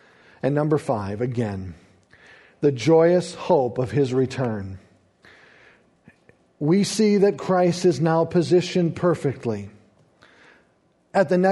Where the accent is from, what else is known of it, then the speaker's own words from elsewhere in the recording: United States; I enjoy being an American and proud of it